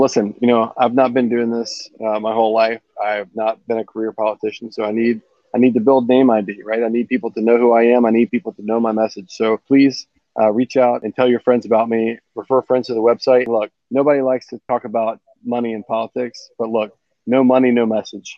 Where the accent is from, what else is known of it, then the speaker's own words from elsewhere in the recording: Mobile, Alabama, United States; moved away as an adult; now in Nashville, United States; I grew up down in Mobile, Alabama, and moved here in 2002 to do my medical training at Vandy